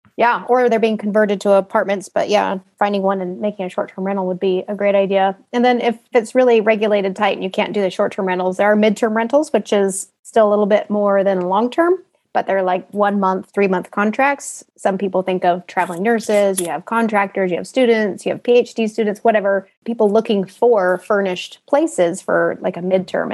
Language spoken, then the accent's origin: English; Utah, United States; moved away as an adult; also born or lived in Italy / Boise, Idaho; now in Texas, United States; I'm from Utah originally, grew up in a normal middle class family